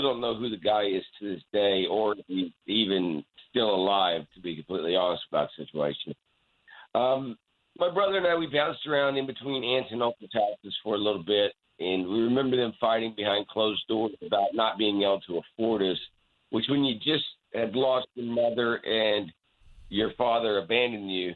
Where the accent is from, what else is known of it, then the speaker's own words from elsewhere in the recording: Poplar Bluff, Missouri, United States; also born or lived in Lawton, Oklahoma; we moved from Lawton, Oklahoma to Poplar Bluff, Missouri.